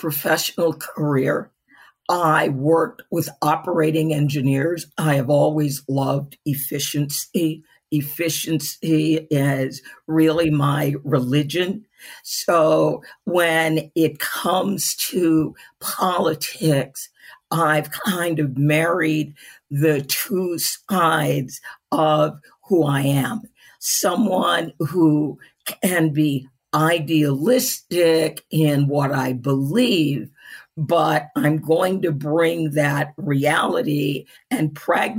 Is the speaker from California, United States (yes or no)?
no; Chicago, Illinois, United States; now in Virginia, United States; originally born and raised in Chicago